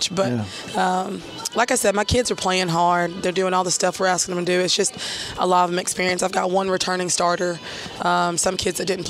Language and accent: English; Fort Payne, Alabama, United States; now in Athens, United States; I'm not from this area. I'm from Fort Payne originally